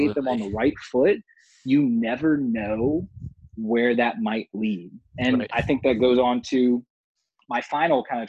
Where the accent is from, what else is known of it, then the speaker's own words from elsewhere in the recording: Virginia, United States; I grew up in Virginia